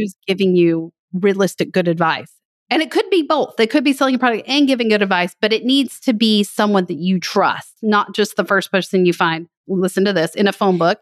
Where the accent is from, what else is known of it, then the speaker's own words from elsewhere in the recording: West Texas, United States; I grew up in West Texas